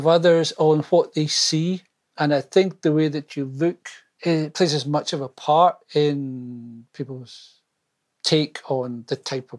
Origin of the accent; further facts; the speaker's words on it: Scotland, United Kingdom; Well, first of all, I think of myself more as British than Scottish.